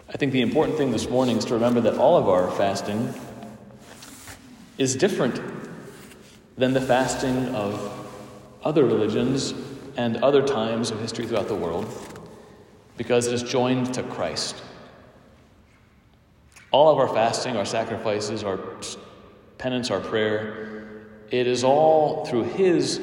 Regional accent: United States; I'm an American, and we have lots of luxuries and goods here

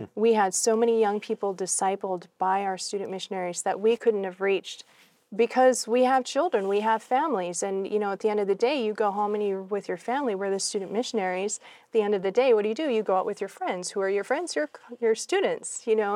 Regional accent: New England, United States; moved away as an adult; also born or lived in Laos / Thailand; I'm a country girl. I grew up in New England

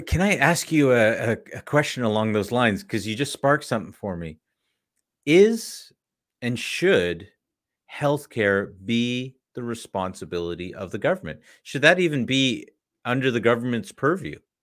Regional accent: Canada; as a Canadian

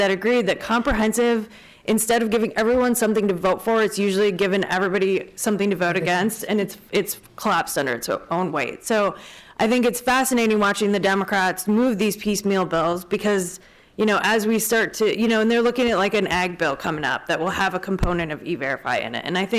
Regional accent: Wisconsin, United States; Like I said, I'm from Wisconsin.

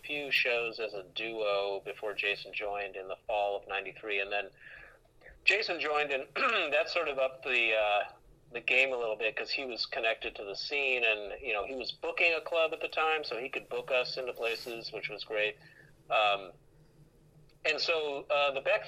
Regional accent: Seattle, Washington, United States; moved away as an adult; also born or lived in Boston / Los Angeles; I'm from Seattle

